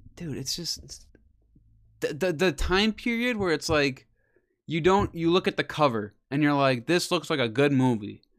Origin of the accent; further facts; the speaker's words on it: Wisconsin, United States; we're from Wisconsin.